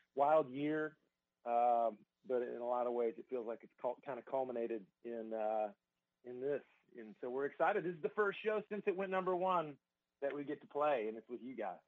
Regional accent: Georgia, United States; moved away as an adult; now in Nashville, United States; I was born and raised in the South. Uh, I was, I'm a Georgia boy

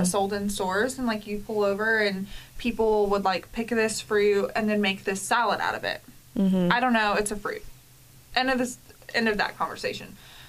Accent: the South, United States; But so I think what's funny is, like, I'm from the South. We say ornaments.

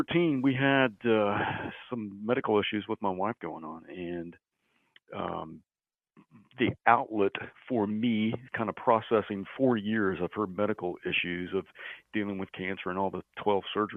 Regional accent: Mannford, Oklahoma, United States; I'm from Manford, Oklahoma

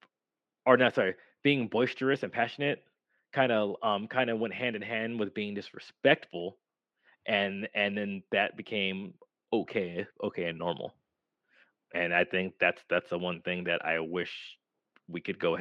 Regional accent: United States; I'm American

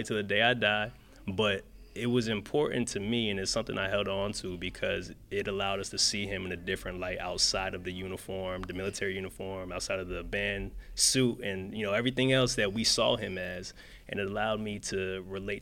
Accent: Windsor, Connecticut, United States; also born or lived in Hampton, Virginia; growing up in Windsor

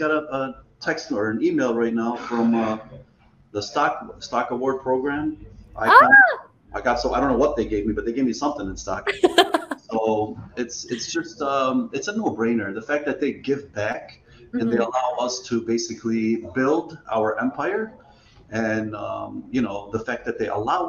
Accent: Dearborn, Michigan, United States; I grew up in Dearborn.

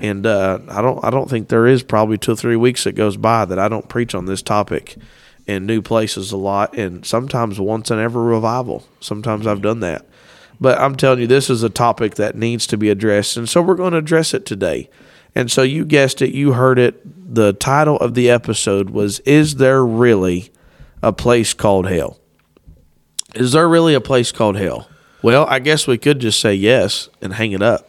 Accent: Lewis County, Kentucky, United States; we're from Kentucky

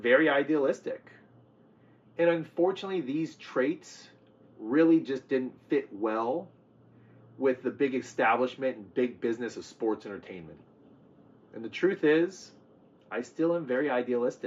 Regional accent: California, United States; also born or lived in the American South; I was born in the South, but I was raised here in California under the sun and the sea

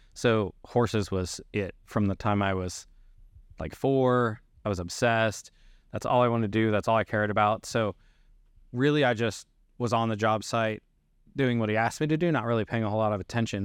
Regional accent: Kentucky, United States; moved away; I grew up in Kentucky

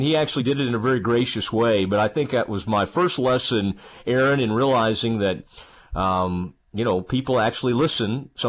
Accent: Kaufman, Texas, United States; moved away; right here in Kaufman, Texas, my hometown.

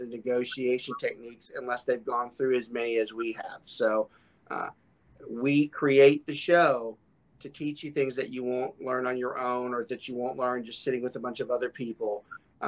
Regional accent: Atlanta, Georgia, United States; moved away; also born or lived in Southern Louisiana; I grew up in the Atlanta area

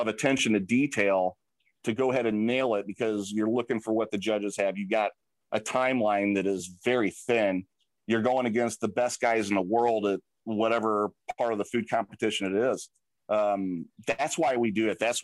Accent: St. Louis, Missouri, United States; I'm from St. Louis

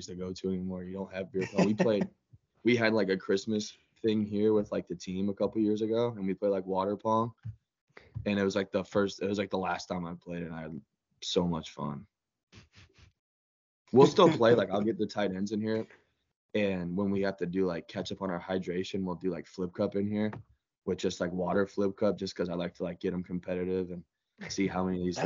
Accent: Gilbert, Arizona, United States; where him and I grew up in Gilbert, Arizona

